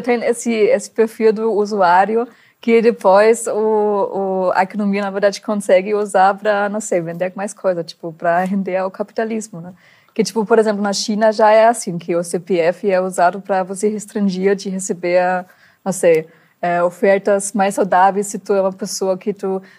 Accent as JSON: {"language": "Portuguese", "country": "Germany", "second_language": "Portuguese", "moved": "as an adult", "lives_now": "Brazil", "said": "sendo uma alemã"}